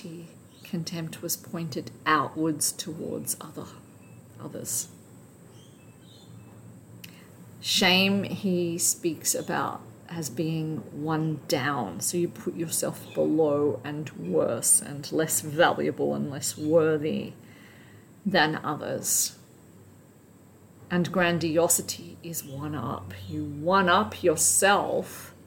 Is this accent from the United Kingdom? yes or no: no; Australia; the culture that I grew up in Australia